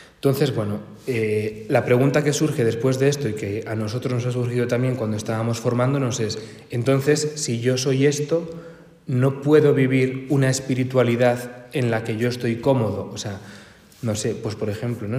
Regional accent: Santander, Cantabria, Spain; moved away as an adult; now in Madrid, Spain; aunque yo soy de Santander y llevo aquí, pues no sé si ocho o nueve años

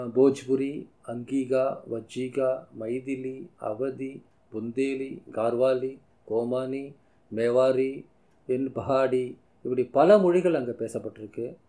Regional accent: Tamil Nadu, India; நான் தமிழில் பேசுகிறேன் நான் தமிழ்நாட்டுக்காரன்

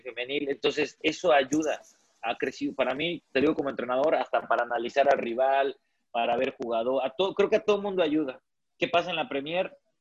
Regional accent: Ciudad Victoria, Tamaulipas, Mexico; yo soy de Ciudad Victoria

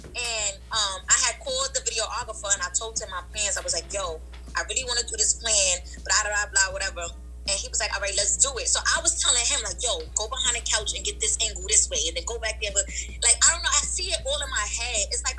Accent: New York City, New York, United States; Growing up in Brownsville was hard.

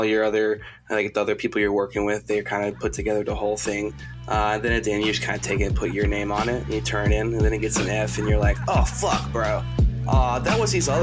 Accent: Alabama, United States; my home state, baby, Alabama

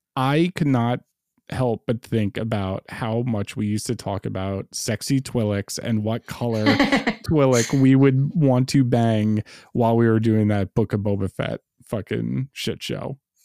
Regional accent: New York City, New York, United States; as a lifelong New Yorker

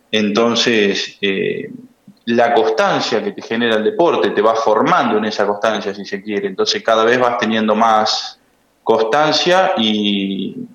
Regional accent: Dudignac, Buenos Aires Province, Argentina; moved away as an adult; also born or lived in Santa Rosa, La Pampa; sí, sí, soy, soy de Dudignac y mm, a los 18 años me fui a estudiar eh, abogacía a, mm, a Santa Rosa, La Pampa, la Universidad Nacional de La Pampa, y en 2015 me recibí.

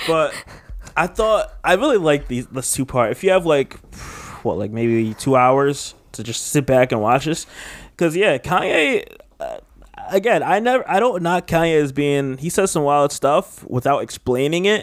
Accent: United States; I'm just a straight up American

